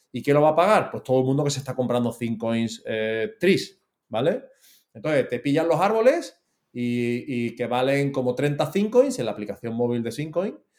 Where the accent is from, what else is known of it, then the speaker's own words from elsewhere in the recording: Seville, Andalusia, Spain; now in Málaga, Spain; yo soy malagueño adoptado, pero que yo soy sevillano